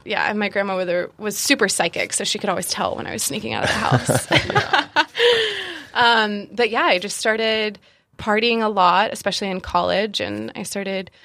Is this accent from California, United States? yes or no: no; South Carolina, United States; also born or lived in Georgia; I was born in Georgia and I was raised in South Carolina. I was raised by my grandparents